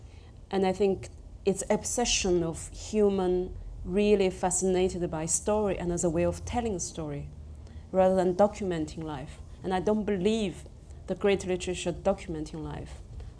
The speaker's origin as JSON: {"language": "English", "country": "China", "second_language": "English", "said": "because I came from the Chinese society, which very, very province and village based, and I went to the biggest city in China."}